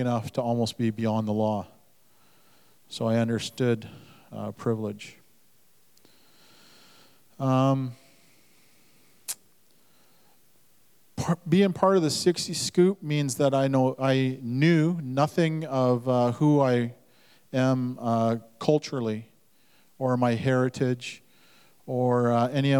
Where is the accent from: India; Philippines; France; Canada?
Canada; Duncan, British Columbia; also born or lived in Lil'wat (Mount Currie); I was born on Vancouver Island in the Duncan Hospital